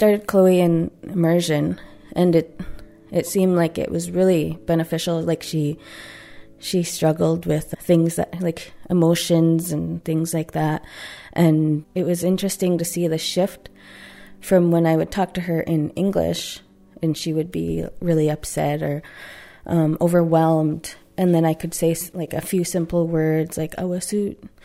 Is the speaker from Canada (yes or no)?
yes; Tsartlip First Nation, Saanich, British Columbia, Canada; I am from Sartlip First Nation, located in Saanich